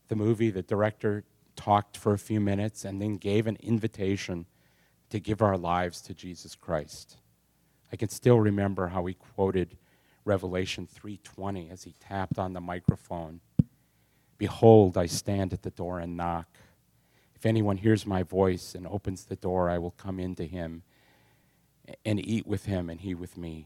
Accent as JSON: {"language": "English", "town": "Sheboygan", "region": "Wisconsin", "country": "United States", "tie": "born or raised there", "said": "I was born in Sheboygan, Wisconsin, the oldest of four boys"}